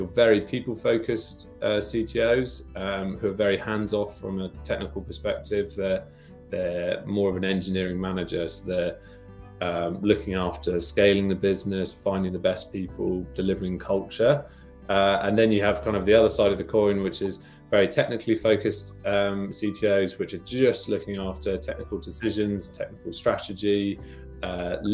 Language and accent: English; Winchester, South East England, United Kingdom; I grew up in Winchester, which is right next to their R&D kind of campus in Hursley